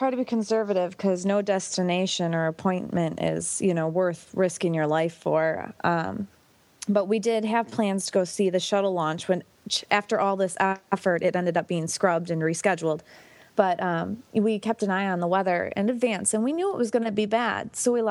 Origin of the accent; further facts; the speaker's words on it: Michigan, United States; where I grew up in Michigan.